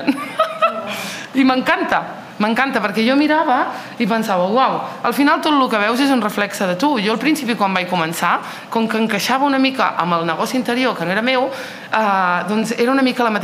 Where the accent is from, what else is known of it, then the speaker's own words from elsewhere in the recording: Olot, Catalonia, Spain; also born or lived in Nador, Morocco; No vaig néixer al Marroc, vaig néixer en un poble de Nador i els meus pares van venir aquí a Olot al 89. Eh, és a dir, que porto aquí molts i molts anys.